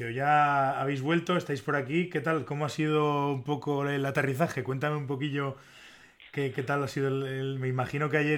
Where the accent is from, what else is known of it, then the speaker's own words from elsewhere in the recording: La Seca de Alba, Castile and León, Spain; Soy, soy de la seca.